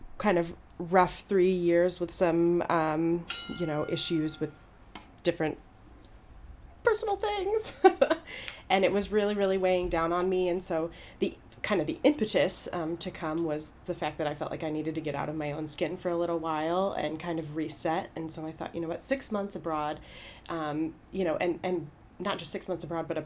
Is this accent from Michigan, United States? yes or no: yes; Birmingham, Michigan, United States; moved away as an adult; now in Hanover, Germany; I grew up in Birmingham, Michigan.